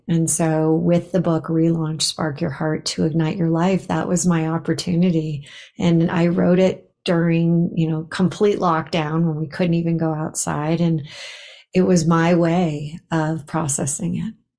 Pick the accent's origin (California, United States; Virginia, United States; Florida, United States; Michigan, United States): California, United States; Los Angeles; moved away as an adult; also born or lived in Bay Area, California; now in Boulder, United States; I grew up in Los Angeles and I lived in the Bay Area for 25 years